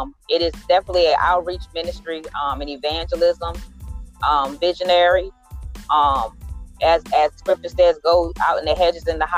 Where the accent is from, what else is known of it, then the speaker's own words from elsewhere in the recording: Middlesex County, Virginia, United States; I am from Middlesex County